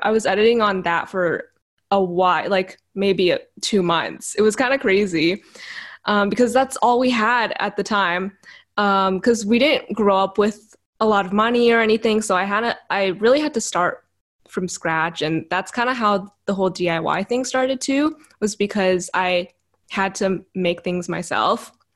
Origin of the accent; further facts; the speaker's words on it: Vancouver, British Columbia, Canada; I was born and raised in Vancouver, in Canada, which is where I am currently